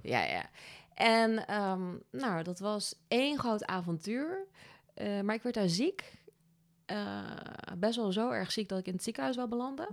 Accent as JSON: {"language": "Dutch", "town": "Overasselt", "region": "Gelderland", "country": "Netherlands", "also_born_or_lived": "Australia / Amsterdam", "moved": "as an adult", "lives_now": "Nijmegen, Netherlands", "said": "ik kom uit een dorpje in de buurt vandaan"}